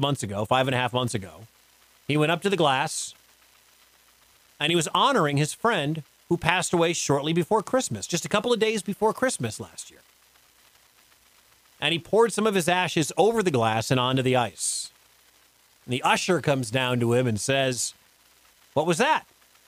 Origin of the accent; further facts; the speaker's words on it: Detroit, Michigan, United States; moved away; I grew up in the Detroit area.